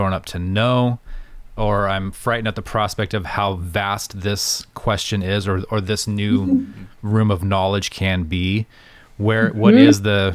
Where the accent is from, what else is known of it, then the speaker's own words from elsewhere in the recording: United States; we have as American Christians